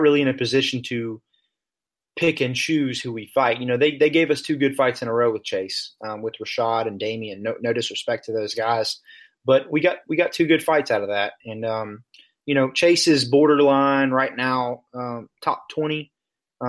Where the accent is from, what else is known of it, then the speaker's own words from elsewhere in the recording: Memphis, Tennessee, United States; We're both from Memphis, Tennessee.